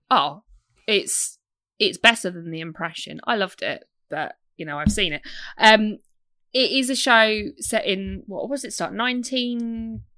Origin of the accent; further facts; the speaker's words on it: United Kingdom; I'm British.